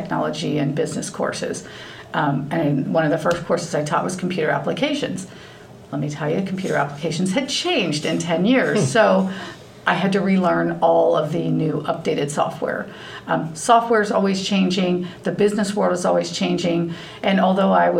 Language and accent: English; Loveland, Ohio, United States; I grew up in Loveland. I graduated from Loveland High School